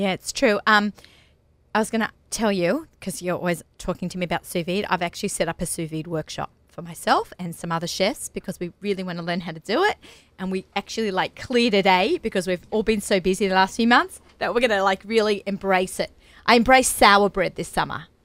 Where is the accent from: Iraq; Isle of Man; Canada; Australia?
Australia; moved away; I'm Australian